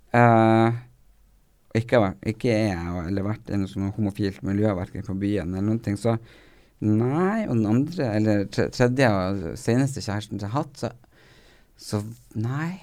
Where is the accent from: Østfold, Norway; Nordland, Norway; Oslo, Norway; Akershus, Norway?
Nordland, Norway; Narvik; accent: Narvik; jeg har det den Narvik-greien inni meg siden jeg har bodd der så mange år